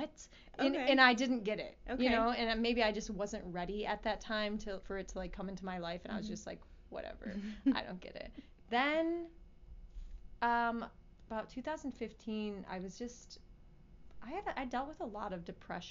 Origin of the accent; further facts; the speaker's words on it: Clinton Township, Michigan, United States; also born or lived in Detroit / Auburn Hills; Clinton Township, so I grew up in Clinton Township. Mm-hmm. I was born in Detroit, but I didn't grow up there